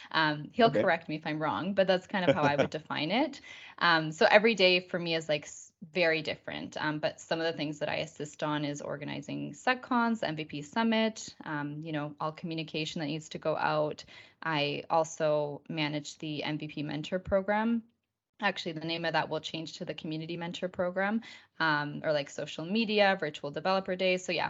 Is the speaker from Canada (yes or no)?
yes; Victoria, British Columbia, Canada; also born or lived in Argentina; as Josh said. I'm actually from Victoria, British Columbia in Canada. I'm Canadian, but my life has always been divided between Canada and Argentina